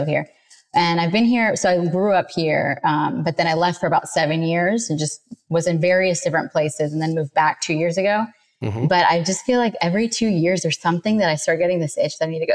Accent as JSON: {"language": "English", "town": "Atlanta", "region": "Georgia", "country": "United States", "tie": "born or raised there", "said": "growing up in Atlanta"}